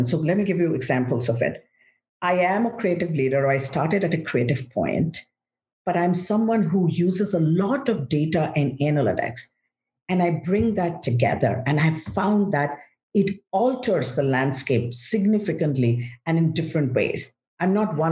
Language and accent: English; India; moved away as an adult; now in United States; I'm grateful I was raised in India. So I grew up in one country. I have come to be in the States for the last 25 years.